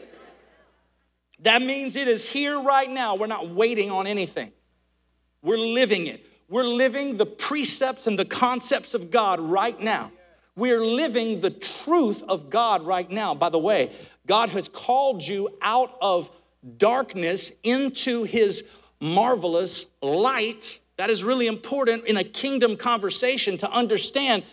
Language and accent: English; Alabama, United States; I'm from Alabama